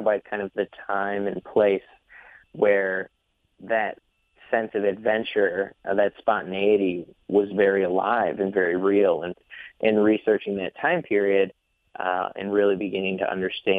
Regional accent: Bloomfield Township, Michigan, United States; my hometown playing at the Maple Theater in Bloomfield Township

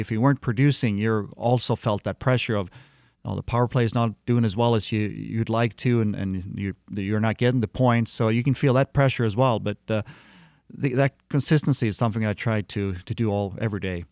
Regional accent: Sweden; moved away as an adult; also born or lived in Detroit area, Michigan; as a little kid, uh, growing up in Sweden

